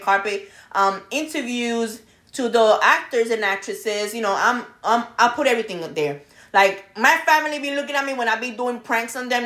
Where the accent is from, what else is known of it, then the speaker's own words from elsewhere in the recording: New York, United States; moved away; I'm Brooklyn girl over here